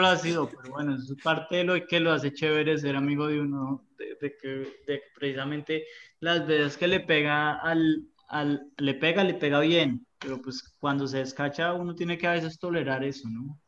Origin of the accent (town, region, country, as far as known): Colombia